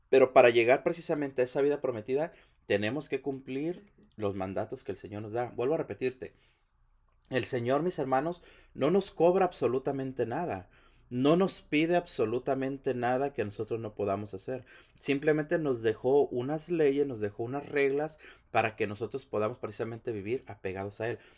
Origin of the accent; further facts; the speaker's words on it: Mexico; now in United States; Estados Unidos, mis hermanos, venimos de, un país que, que, no es el nuestro, es un país, la mayoría venimos de México, toda la gente que viene.